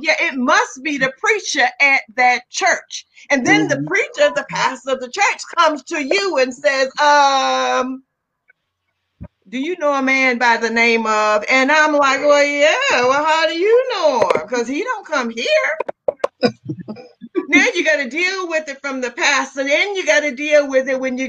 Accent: Southern Virginia, United States; moved away as an adult; I wasn't in my hometown now. I was not in Southern Virginia

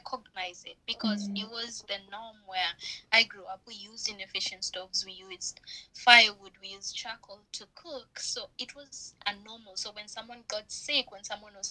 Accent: Kenya; So I grew up in Makuru, which is one of the biggest slum dwellings in Kenya.

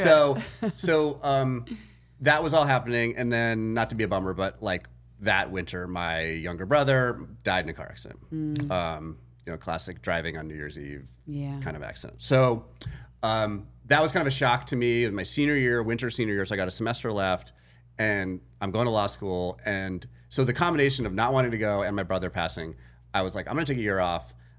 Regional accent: New England, United States; So basically, I grew up in New England.

